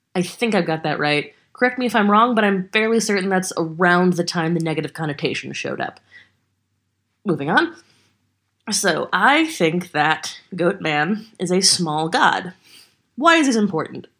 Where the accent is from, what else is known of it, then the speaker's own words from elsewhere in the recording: Texas, United States; I'm a Texan